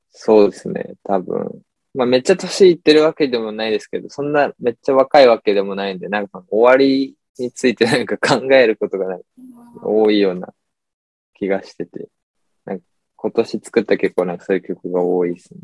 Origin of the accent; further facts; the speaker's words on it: Kobe, Hyogo, Japan; now in Fukuoka, Japan; 兵庫県生まれ、神戸市生まれなんですけど、今は福岡に住んでます